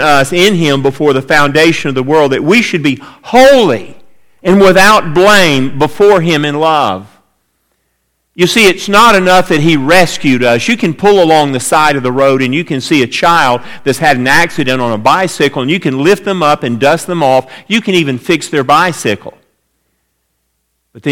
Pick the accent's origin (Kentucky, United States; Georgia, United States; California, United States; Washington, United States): Georgia, United States; Atlanta; I grew up in Atlanta, Georgia, and spent a lot of time around one institution there, our home church